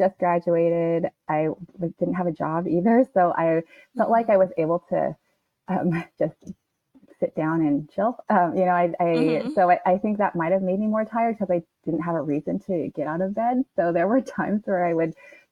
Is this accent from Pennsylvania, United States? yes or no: no; Washington, United States; I was born and raised in Washington